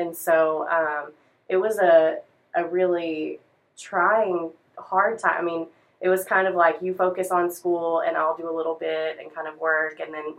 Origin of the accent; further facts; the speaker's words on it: Wortham, Texas, United States; I was in a super small town you've probably never heard of, Wortham, Texas.